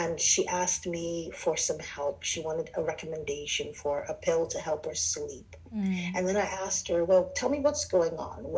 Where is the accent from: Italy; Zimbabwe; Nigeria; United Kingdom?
Nigeria; also born or lived in Southern United States; now in United States; Nigerian, West African immigrant in America.